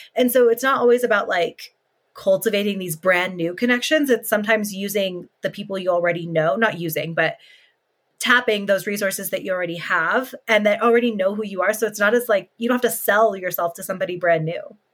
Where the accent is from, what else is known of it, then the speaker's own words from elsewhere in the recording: California, United States; moved away as an adult; now in Colorado, United States; I lived in California since I was born, and then I moved to Colorado two years ago